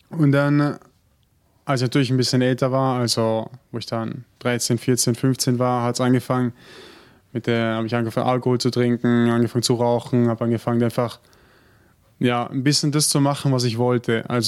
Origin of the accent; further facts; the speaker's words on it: Germany; ich komme übrigens auch aus Deutschland und bin jetzt fünf Jahre in der Gemeinschaft.